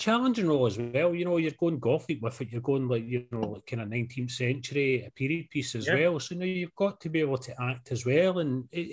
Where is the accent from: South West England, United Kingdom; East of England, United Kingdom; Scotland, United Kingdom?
Scotland, United Kingdom; I'm Scottish